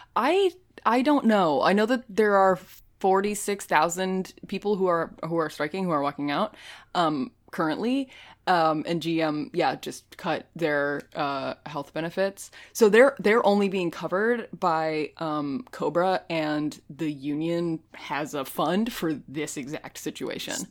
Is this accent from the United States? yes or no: yes; United States; I am not Canadian. I'm, I'm American